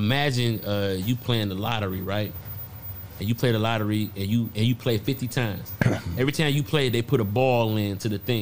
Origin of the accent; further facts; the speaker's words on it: Detroit, Michigan, United States; I'm from Detroit, bro.